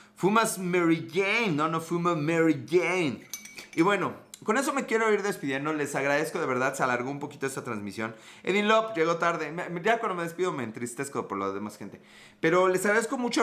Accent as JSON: {"language": "Spanish", "region": "Puebla", "country": "Mexico", "said": "Puebla, México"}